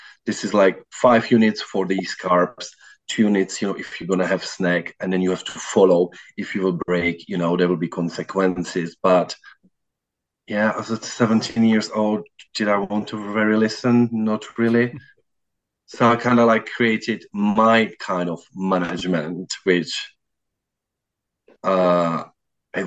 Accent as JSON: {"language": "English", "country": "Czechia", "also_born_or_lived": "South London", "moved": "yes", "lives_now": "London, United Kingdom", "said": "I'm originally from Czech Republic, but currently living in South London."}